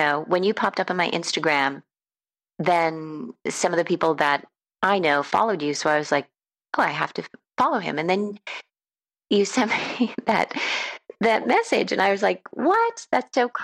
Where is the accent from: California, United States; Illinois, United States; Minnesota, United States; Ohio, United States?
Minnesota, United States; Rosemount; moved away; I'm from Minnesota. And she said, whereabouts? And I said, Rosemount